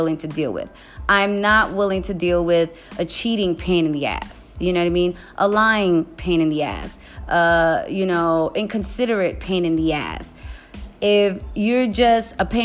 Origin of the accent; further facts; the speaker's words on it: New York, United States; I'm just a New Yorker